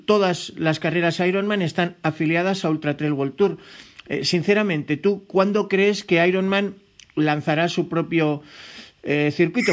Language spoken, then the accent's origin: Spanish; Spain; yo como español